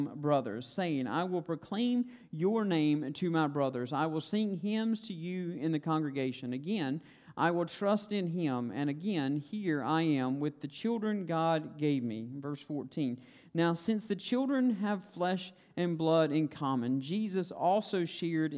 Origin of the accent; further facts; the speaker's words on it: Stokes County, North Carolina, United States; accent: Stokes County twang; I grew up in Stokes County